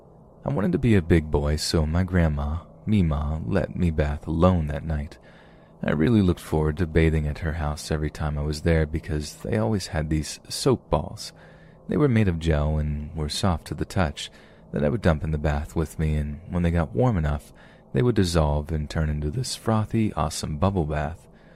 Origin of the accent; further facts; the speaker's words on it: Houston, Texas, United States; I was born and raised in Houston my whole life due to my parents getting jobs in the oil industry.